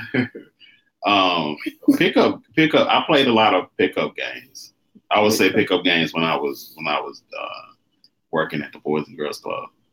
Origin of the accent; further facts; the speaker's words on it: Mississippi Delta, United States; I'm from Mississippi. Mississippi Delta, the big I'm a Delta boy, country boy